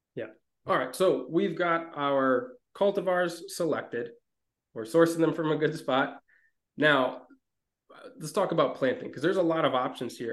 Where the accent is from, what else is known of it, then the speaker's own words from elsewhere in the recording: Minnesota, United States; moved away; also born or lived in Mediterranean region; growing up in Minnesota